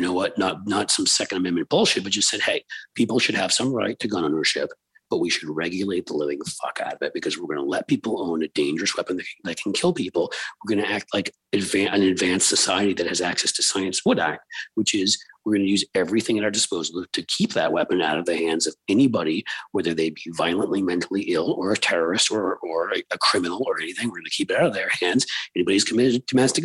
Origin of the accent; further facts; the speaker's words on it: New York City, New York, United States; I grew up in New York City